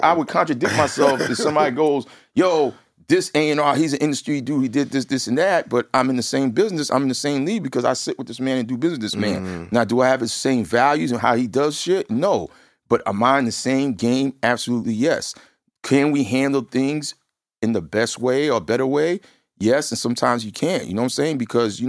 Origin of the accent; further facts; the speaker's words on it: Brentwood, New York, United States; I'm from Brentwood, Long Island. I come from a town where my music, that's all we did was breakdancing and music.